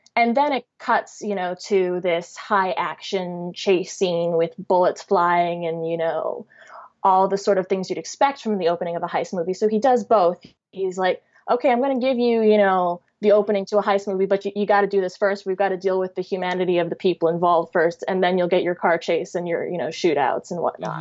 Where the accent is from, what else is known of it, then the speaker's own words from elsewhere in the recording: Chicago, Illinois, United States; I'm biracial and I'm from Chicago